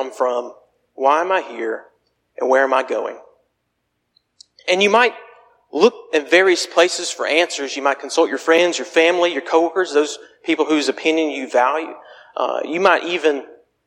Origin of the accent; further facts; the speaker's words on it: Phenix City, Alabama, United States; moved away; my hometown of Phoenix City